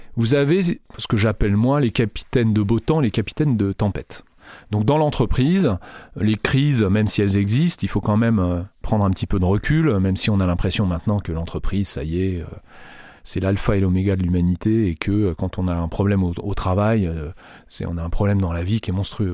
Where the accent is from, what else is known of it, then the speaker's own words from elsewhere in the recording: France; nous en France